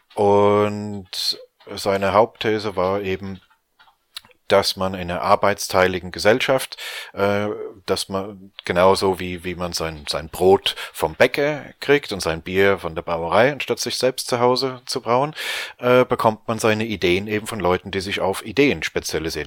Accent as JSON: {"language": "German", "region": "Rhineland-Palatinate", "country": "Germany", "moved": "yes", "lives_now": "London, United Kingdom", "said": "Bin ja ursprünglich aus der Pfalz"}